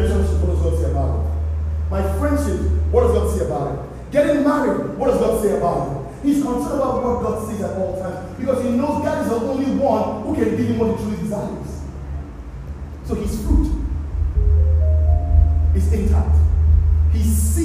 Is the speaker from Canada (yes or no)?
no; Nigeria; accent: Nigerian